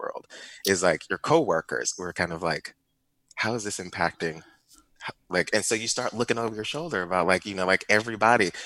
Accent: Ferguson, Missouri, United States; I grew up in Ferguson, Missouri

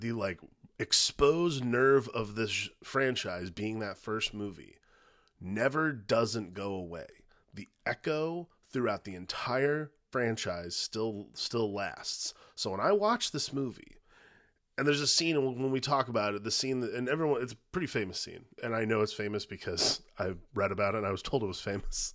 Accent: Indiana, United States; also born or lived in Dallas, Texas; where we grew up in Indiana

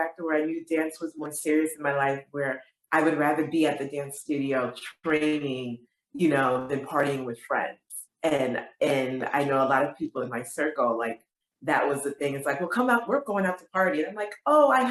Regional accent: Springfield, Massachusetts, United States; moved away as an adult; also born or lived in Bronx, New York; now in New York City, United States; I was born in New York, Bronx, New York, but I was raised in Springfield, Massachusetts

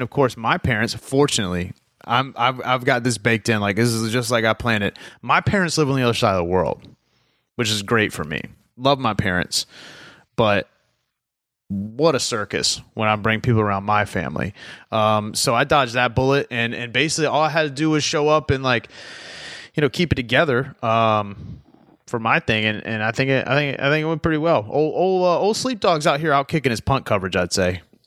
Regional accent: the South, United States; I'm from the South

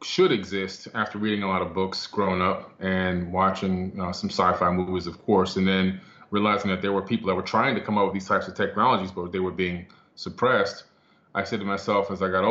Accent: Miami, Florida, United States; also born or lived in New York City; as a kid, back in Miami, Florida, we moved from New York City to Miami

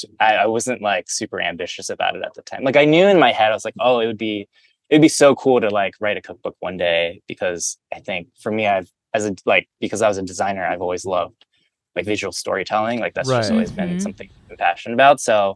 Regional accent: Midwest, United States; growing up in the Midwest, like you're, at least I was surrounded by people who didn't look like me.

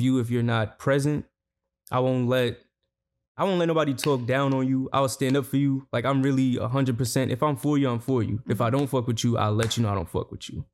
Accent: New York City, New York, United States; I'm from Crown Heights, Brooklyn

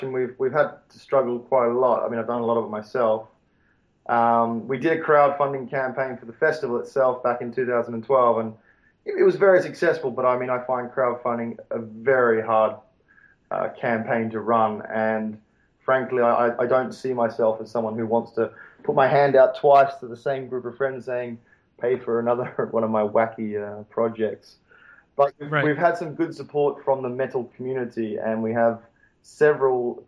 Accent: Melbourne, Victoria, Australia; moved away as an adult; also born or lived in Kabul, Afghanistan; I'm from Melbourne, Australia

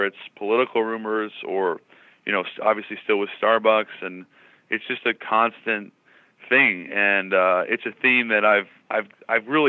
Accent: Seattle, Washington, United States; growing up in Seattle, it's a very small town

